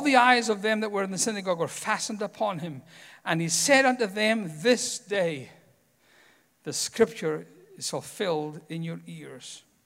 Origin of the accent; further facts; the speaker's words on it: Scotland, United Kingdom; moved away as an adult; now in United States; I am Scottish.